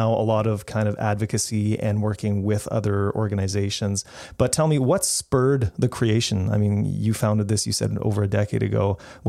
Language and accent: English; Canada; I'm Canadian.